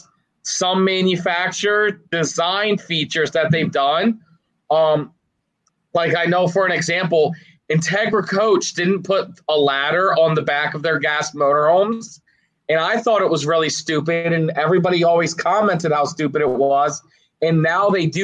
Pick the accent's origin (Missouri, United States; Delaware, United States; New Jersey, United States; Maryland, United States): Maryland, United States; moved away as an adult; now in Florida, United States; I'm originally from Maryland